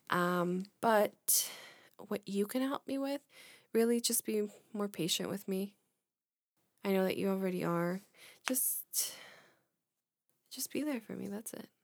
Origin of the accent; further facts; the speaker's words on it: Illinois, United States; we're from Illinois